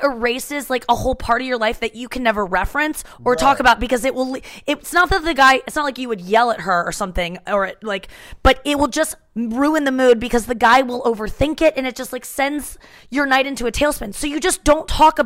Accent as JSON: {"language": "English", "town": "St. Louis", "region": "Missouri", "country": "United States", "tie": "born or raised there", "said": "When I grew up in St. Louis"}